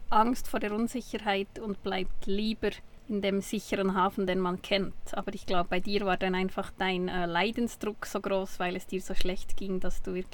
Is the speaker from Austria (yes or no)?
no; Switzerland; Ja, aber du äh, hörst uns Schweizer Hochdeutsch sprechen mit Akzent